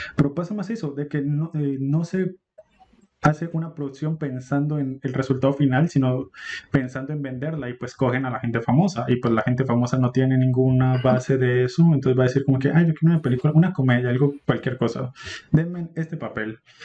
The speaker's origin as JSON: {"language": "Spanish", "country": "Colombia"}